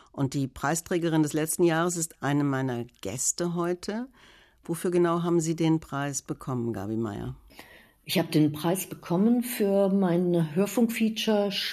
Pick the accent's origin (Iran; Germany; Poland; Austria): Germany; Bremen; ich komme aus Bremen